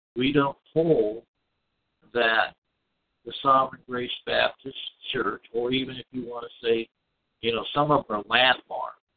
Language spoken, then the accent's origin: English; Scotland, United Kingdom; I'm Scottish